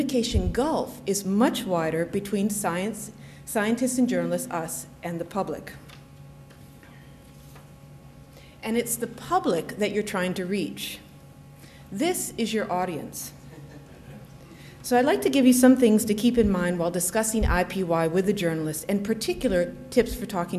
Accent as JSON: {"language": "English", "country": "United States", "moved": "yes", "lives_now": "United Kingdom", "said": "I am an American, and I'm based here, so if you're wondering why there's no accent, that's the reason."}